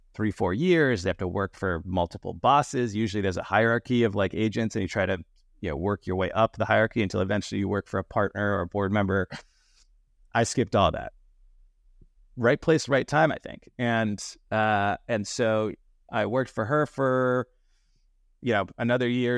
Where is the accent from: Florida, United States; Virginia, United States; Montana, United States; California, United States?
California, United States; Danville; also born or lived in Yale; I grew up in a small town uh, in the East Bay Area called Danville